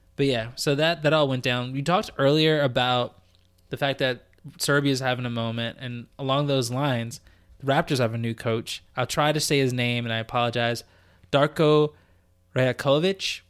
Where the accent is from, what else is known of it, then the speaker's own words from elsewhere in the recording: United States; now in Canada; as an American